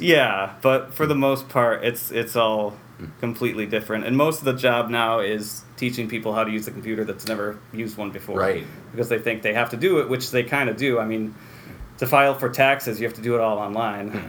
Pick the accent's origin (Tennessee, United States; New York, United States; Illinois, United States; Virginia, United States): New York, United States; Waterville; also born or lived in Utica, New York; lived in Waterville for Sure. 18 years or so.